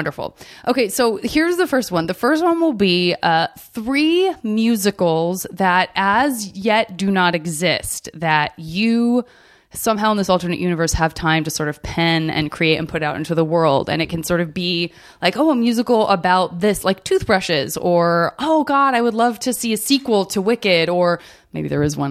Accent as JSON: {"language": "English", "region": "Arizona", "country": "United States", "said": "I'm from Arizona"}